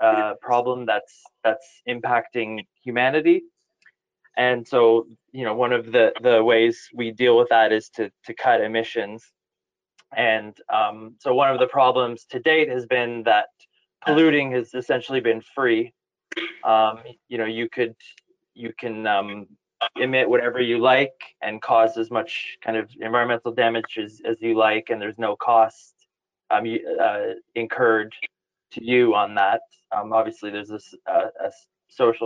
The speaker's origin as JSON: {"language": "English", "town": "Ottawa", "region": "Ontario", "country": "Canada", "moved": "as an adult", "lives_now": "United Kingdom", "said": "So I'm originally from Ottawa. I moved over to the UK about 18 years ago."}